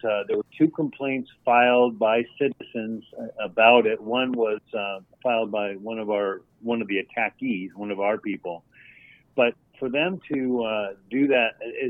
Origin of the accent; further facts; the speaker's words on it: California, United States; now in Sheridan, United States; I'm originally from California